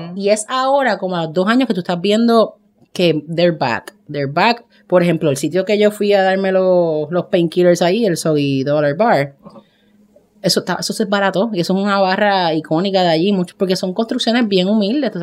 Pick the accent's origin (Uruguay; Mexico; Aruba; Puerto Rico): Puerto Rico; nosotros como los puertorriqueños estamos en todas